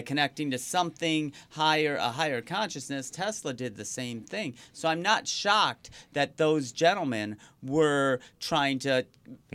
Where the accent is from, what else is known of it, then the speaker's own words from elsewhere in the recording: Riverview, Michigan, United States; also born or lived in Wyandotte, Michigan; growing up in Riverview, which we actually shared the zip code with mm-hmm. Wyandotte